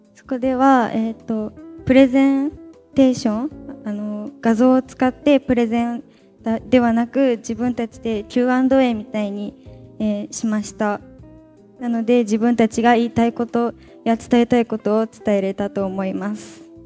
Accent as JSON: {"language": "Japanese", "town": "Tamano", "region": "Okayama", "country": "Japan", "tie": "born or raised there", "said": "私玉野なんで出身が玉野"}